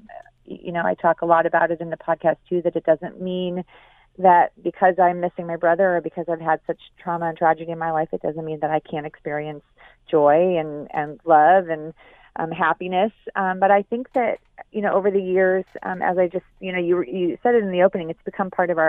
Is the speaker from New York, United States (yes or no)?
no; Chicago, Illinois, United States; moved away; also born or lived in San Francisco; I was raised in Chicago